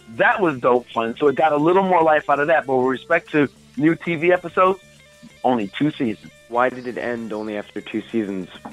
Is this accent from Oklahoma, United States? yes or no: no; Baltimore, Maryland, United States; moved away as an adult; also born or lived in Florida; I'm from Baltimore, Maryland